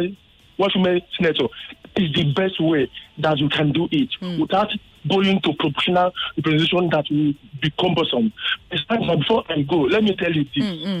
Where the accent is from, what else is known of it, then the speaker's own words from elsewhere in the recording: Enugu State, Nigeria; I'm from Enugu.